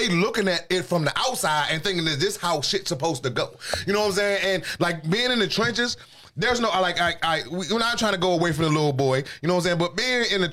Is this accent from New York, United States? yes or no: no; Washington, District of Columbia, United States; moved away as an adult; now in Texas, United States; I grew up in the District of Columbia. You've been in my city.